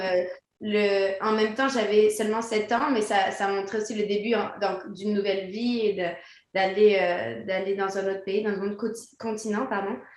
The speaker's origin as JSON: {"language": "French", "region": "Quebec", "country": "Canada", "tie": "born or raised there", "also_born_or_lived": "France", "said": "je suis née en France. J'ai grandi au Québec"}